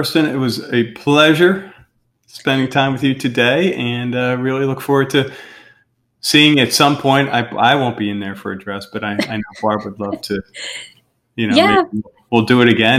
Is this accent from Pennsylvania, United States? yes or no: yes; outside of Philadelphia, Pennsylvania, United States; moved away; we're from outside of Philadelphia.